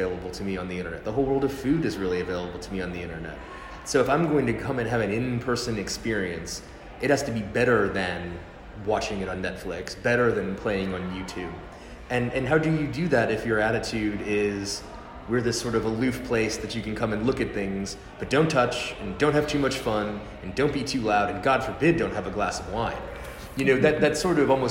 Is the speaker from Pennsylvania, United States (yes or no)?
no; New Orleans, Louisiana, United States; I'm from New Orleans